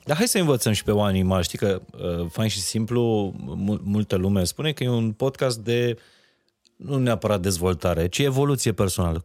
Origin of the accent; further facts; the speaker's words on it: Transylvania, Romania; eu sunt din Ardeal